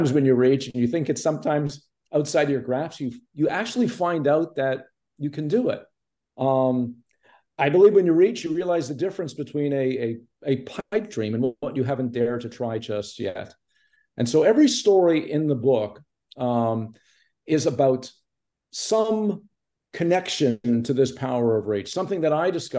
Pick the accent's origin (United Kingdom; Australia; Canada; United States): Canada; Montreal, Quebec; moved away; also born or lived in Toronto; I grew up in Montreal and I was living in Toronto.